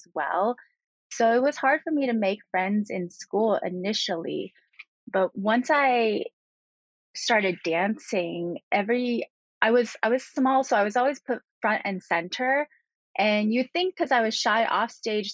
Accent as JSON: {"language": "English", "town": "Hacienda Heights", "region": "California", "country": "United States", "tie": "born or raised there", "also_born_or_lived": "New York City", "moved": "yes", "said": "I was born in Southern California and grew up in a town called Hacienda Heights, which is located about 25 minutes from downtown Los Angeles"}